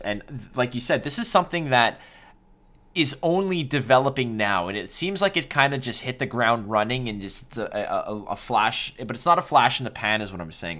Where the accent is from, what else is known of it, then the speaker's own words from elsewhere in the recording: Montreal, Quebec, Canada; I was born and raised in Montreal